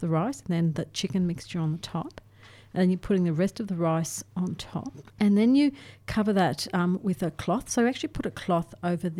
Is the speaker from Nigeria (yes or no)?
no; North Queensland, Australia; moved away; I grew up in North Queensland